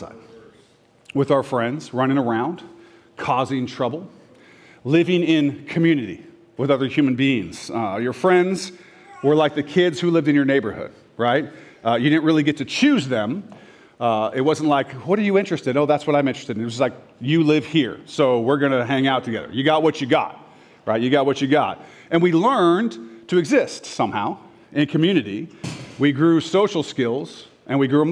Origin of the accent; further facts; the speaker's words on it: Orange County, Southern California, United States; moved away; also born or lived in Renton, Washington; I moved to Southern California, Orange County.